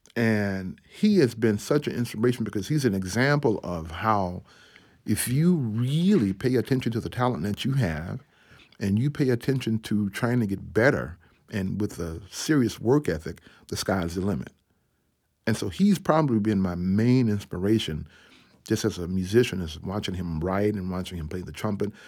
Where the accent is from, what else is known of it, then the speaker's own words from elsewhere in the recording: Atlanta, Georgia, United States; I grew up in Ebenezer Baptist Church in Atlanta, Georgia